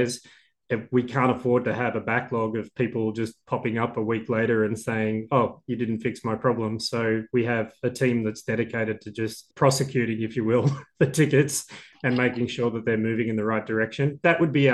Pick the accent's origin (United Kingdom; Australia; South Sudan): Australia; I'm Australian